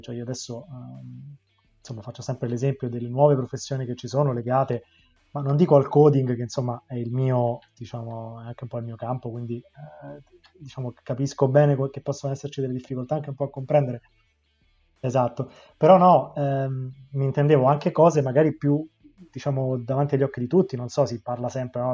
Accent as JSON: {"language": "Italian", "town": "Rome", "region": "Lazio", "country": "Italy", "tie": "born or raised there", "said": "da romano, che... ha passato l'adolescenza sul litorale di Ostia"}